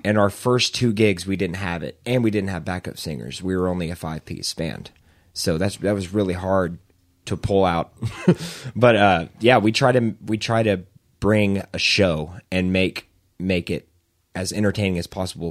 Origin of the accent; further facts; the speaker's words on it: Edmond, Oklahoma, United States; moved away as an adult; also born or lived in Norman, Oklahoma; now in Moore, United States; I'm from Edmond, but right now I live in, uh, live in Moore